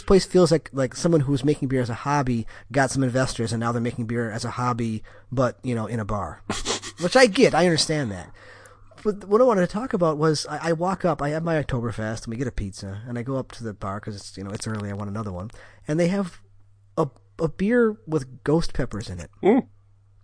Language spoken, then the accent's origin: English; Wisconsin, United States; I'm from Wisconsin.